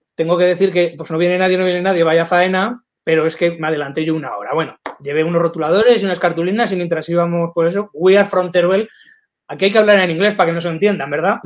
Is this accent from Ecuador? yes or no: no; Calamocha, Aragon, Spain; yo soy de Calamocha, en Teruel